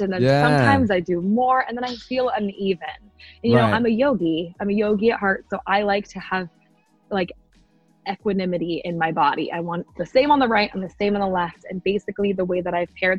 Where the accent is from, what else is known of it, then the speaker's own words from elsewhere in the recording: Arizona, United States; I wanted to stay in Arizona. That's where I'm from